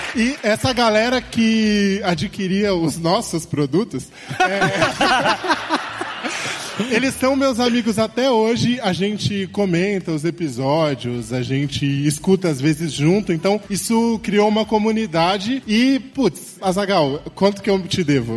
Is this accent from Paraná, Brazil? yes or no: no; São Paulo, Brazil; eu sou de São Paulo